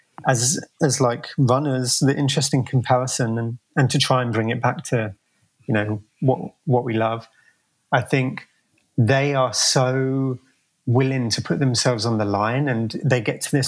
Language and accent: English; Croydon, London, United Kingdom; moved away as an adult; now in San Francisco, United States; I grew up in South London. I think it's slightly debatable if I can call it London or not. The city is called Croydon.